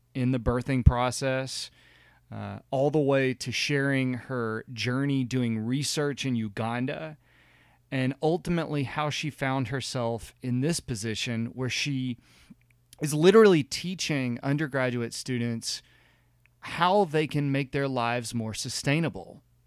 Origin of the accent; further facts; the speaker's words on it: the South, United States; growing up in the South